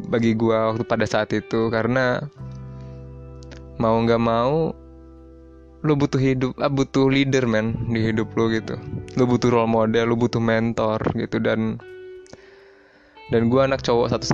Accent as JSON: {"language": "Indonesian", "region": "Bengkulu", "country": "Indonesia", "tie": "born or raised there", "said": "gue balik lah balik kampung gue ke Bengkulu gue dari Bengkulu by the way dan gue SMA di Jababeka di SMA Presiden"}